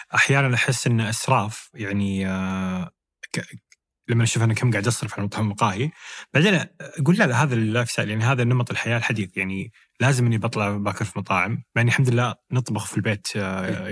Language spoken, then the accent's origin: Arabic; Jeddah, Makkah Province, Saudi Arabia; عندنا في جده